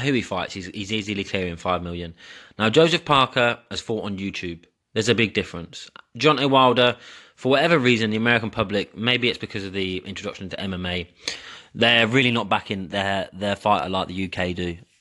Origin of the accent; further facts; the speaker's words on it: England, United Kingdom; I'm English